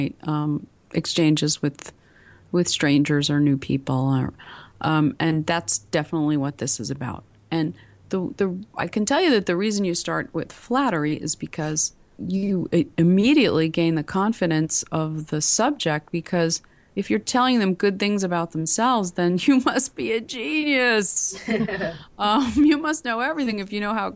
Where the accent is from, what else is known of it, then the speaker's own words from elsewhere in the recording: New York, United States; accent: heavy New York; moved away; I grew up in New York and I had a heavy New York accent. It still comes out sometimes